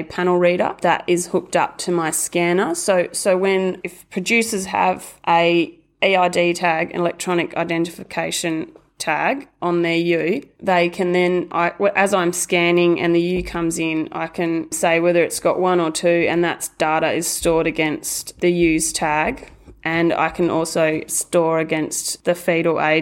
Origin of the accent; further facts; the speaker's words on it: Bolgart, Western Australia, Australia; I grew up in Bolgart on a mixed farming property